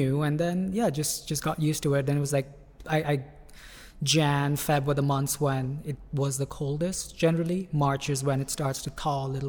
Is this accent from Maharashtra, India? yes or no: yes; Mumbai, Maharashtra, India; moved away as an adult; also born or lived in Canada; now in United Kingdom; I was born and raised in Bombay